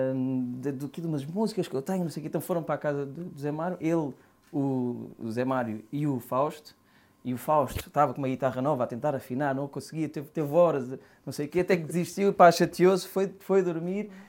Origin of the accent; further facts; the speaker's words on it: Palmela, Setúbal, Portugal; Palmela, eu sou dos Loureiros